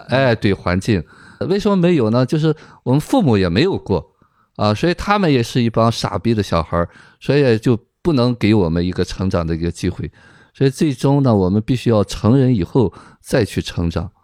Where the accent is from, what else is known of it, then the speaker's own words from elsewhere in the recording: China; 我们中国人